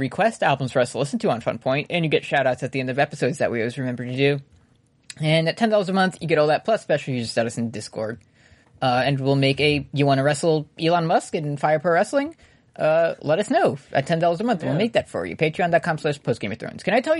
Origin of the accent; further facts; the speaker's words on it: New Zealand; I'm from New Zealand.